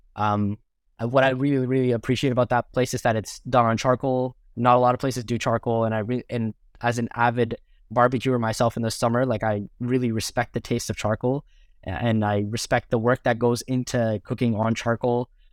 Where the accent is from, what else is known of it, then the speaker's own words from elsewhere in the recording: Mississauga, Ontario, Canada; I'm born and raised in Mississauga, which is the sub, the first suburb outside of Toronto.